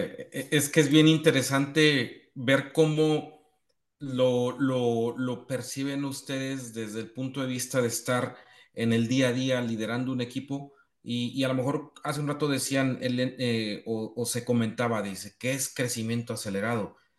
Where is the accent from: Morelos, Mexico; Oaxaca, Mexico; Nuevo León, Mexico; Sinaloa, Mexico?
Morelos, Mexico; mi pueblo en Morelos, donde tenemos más de 40 años cultivando cebollas